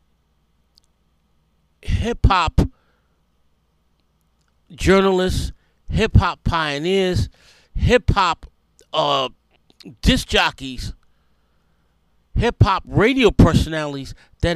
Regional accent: New York City, New York, United States; Growing up in the South Bronx

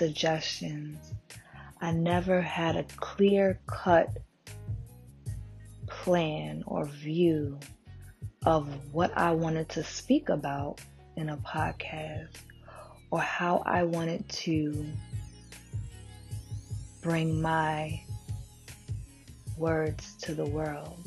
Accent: New York City, New York, United States; I'm born and raised in Brooklyn.

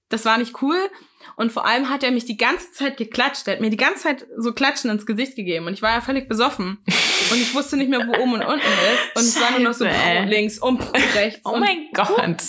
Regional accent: Hesse, Germany; moved away; also born or lived in Hamburg; ich komme aus Hessen.

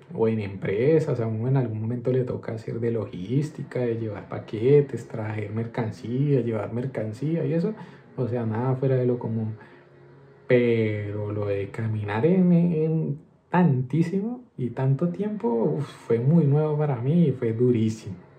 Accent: Colombia; also born or lived in Madrid, Spain; now in Spain; somos nosotros los colombianos

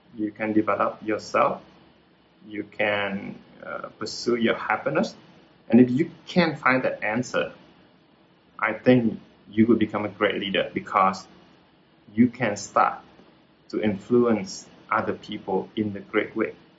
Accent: Hue, Thua Thien Hue, Vietnam; English is a second language; moved away as an adult; I'm from Hue, uh, central uh, of Vietnam, then I'm here for the university and I'm stay here uh, to work

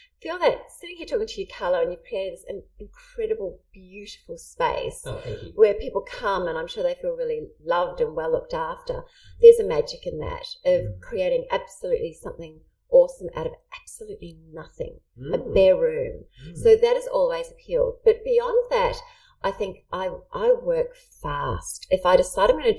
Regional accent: New Zealand; I grew up in New Zealand

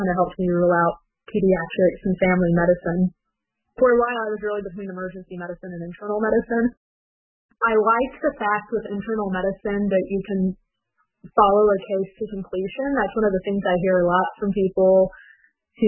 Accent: Four Corners area, New Mexico, United States; moved away as an adult; also born or lived in West Virginia / Ashland, Kentucky / Dayton, Ohio; now in Ohio, United States; I'm actually originally from New Mexico. I was born on the Navajo Nation and grew up in the Four Corners area, which is where Colorado, Arizona, Utah all meet

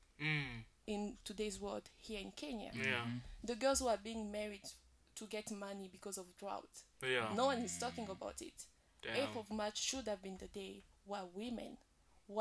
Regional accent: DR Congo; I'm from Congo, the Democratic Republic.

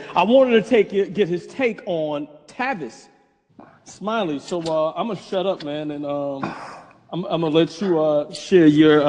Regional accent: Brooklyn, New York, United States; Growing up in Brooklyn, we didn't have a lawn. We had like a little

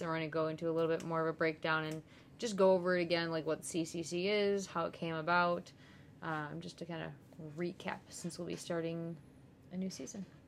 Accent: United States; being an American

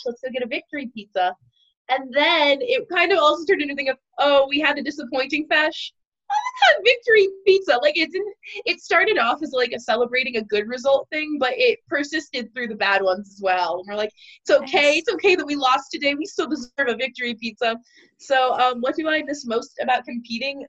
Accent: Virginia, United States; I'm from Virginia

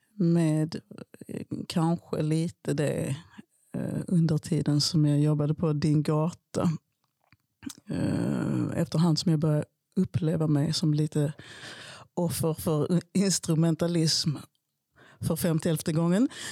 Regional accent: Skåne, Sweden; also born or lived in Malmö; min uppväxt på Österlen

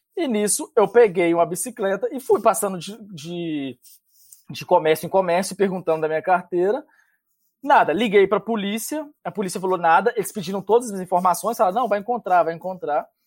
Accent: interior of Minas Gerais, Brazil; now in Canada; eu sou do interior de Minas

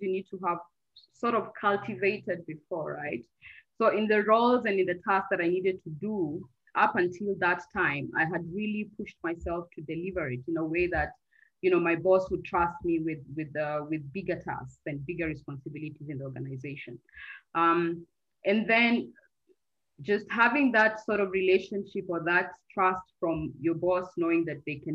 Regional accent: Kenya; moved away as an adult; also born or lived in Turkey / Cameroon; I'm Kenyan

